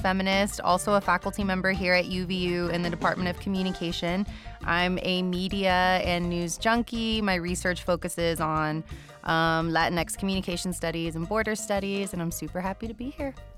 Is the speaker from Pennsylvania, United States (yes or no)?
no; Texas, United States; I'm Mexican-American and, um, grew up, born and raised in Texas, not too far from the border myself